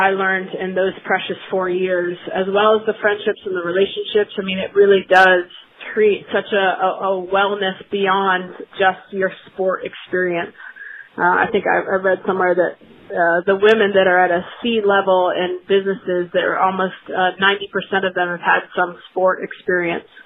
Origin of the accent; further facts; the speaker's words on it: Daytona Beach, Florida, United States; I'm entering my 14th year as the head coach at Riddle, which is in Daytona Beach, Florida, my hometown.